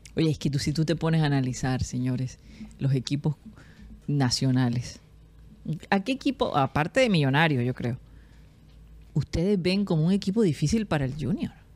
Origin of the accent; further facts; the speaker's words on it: Barranquilla, Atlántico, Colombia; moved away; also born or lived in United States; Yo, yo en mi vida en Barranquilla, viviendo acá, sentí uno de niña